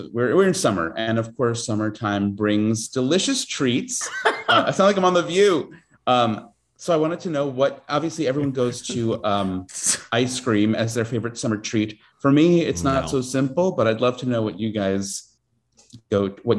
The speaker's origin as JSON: {"language": "English", "region": "East Coast", "country": "United States", "tie": "born or raised there", "moved": "yes", "said": "growing up on the East Coast"}